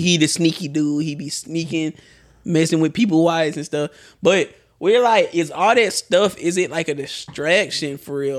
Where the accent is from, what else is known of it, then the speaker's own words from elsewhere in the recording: Atlanta, Georgia, United States; I'm from Atlanta